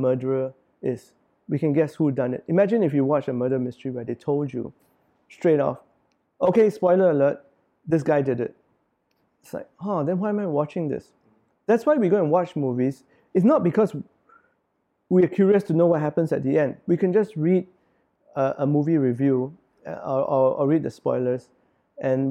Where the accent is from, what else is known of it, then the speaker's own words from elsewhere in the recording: Singapore; As Singaporean, I write for Singaporeans because this is my country, and I'm a Singaporean.